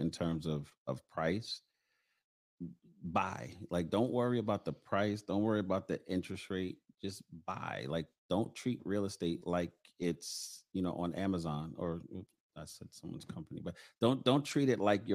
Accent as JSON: {"language": "English", "town": "New York City", "region": "New York", "country": "United States", "tie": "born or raised there", "said": "I grew up in Bedstuy, Lafayette Avenue"}